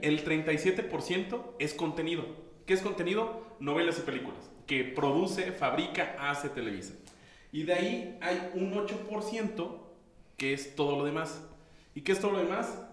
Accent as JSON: {"language": "Spanish", "country": "Mexico", "said": "somos muchos mexicanos"}